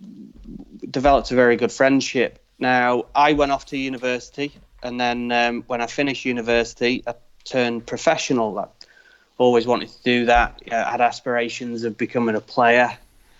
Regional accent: United Kingdom; I'm British

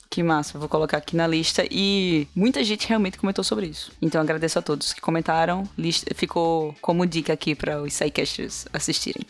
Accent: Recife, Pernambuco, Brazil; sou de Recife

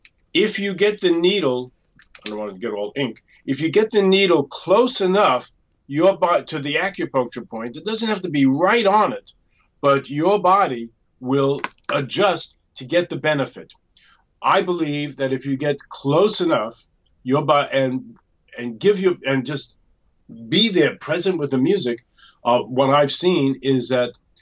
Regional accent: New York, United States; I also come from New York

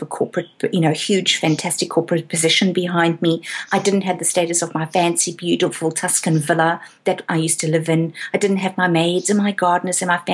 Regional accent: South Africa; moved away as an adult; now in Australia

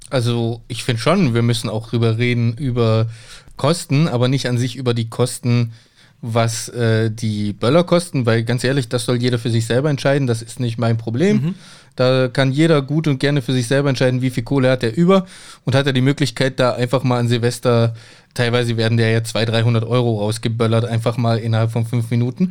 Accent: a village near Hechingen, Baden-Württemberg, Germany; now in Cologne, Germany; Bei uns, wo ich aufgewachsen bin, auf dem Dorf

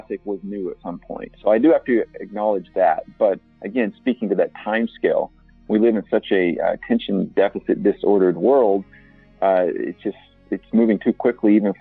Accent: Oklahoma, United States; now in Milwaukee, United States; I'm from Oklahoma in the central United States

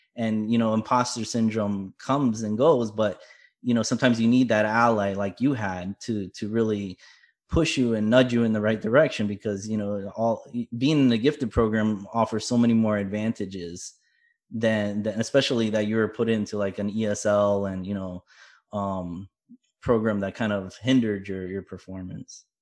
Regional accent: South Florida, United States; I was born in Florida

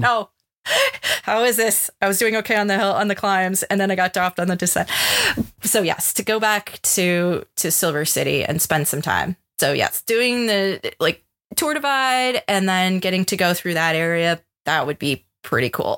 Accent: United States; being an American

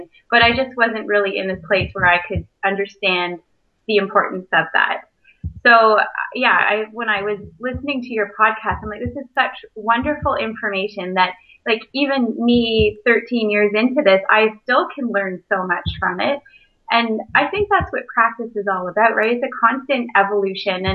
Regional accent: Brampton, Ontario, Canada; moved away as an adult; also born or lived in Kingston / Toronto; now in Port Elgin, Canada; I grew up in Brampton

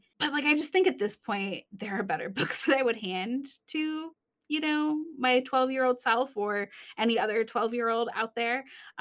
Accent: Michigan, United States; I'm from Michigan

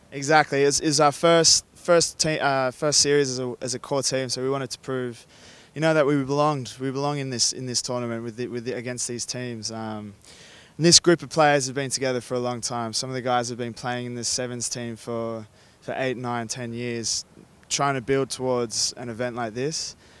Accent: Australia; moved away as an adult; now in Spain; An Australian Gallego Maori boy

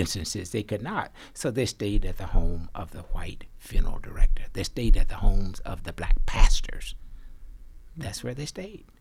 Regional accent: Arkansas, United States; every boy growing up in Arkansas and other parts of the South, we had to take agriculture

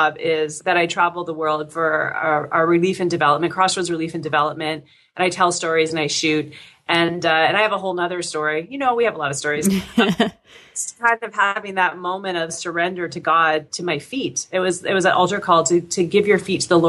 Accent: Windsor, Ontario, Canada; also born or lived in Oklahoma, United States; I grew up in Windsor, which is a border town right across from Detroit, Michigan

